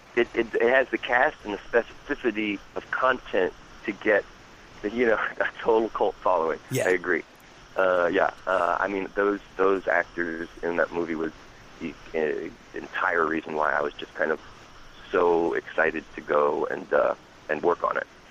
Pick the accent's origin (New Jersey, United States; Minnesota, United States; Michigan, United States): New Jersey, United States; Hackettstown; also born or lived in Pennsylvania; I was born and raised in Jersey